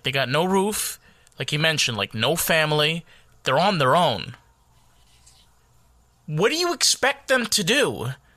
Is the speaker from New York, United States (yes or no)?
yes; New York, United States; I'm from New York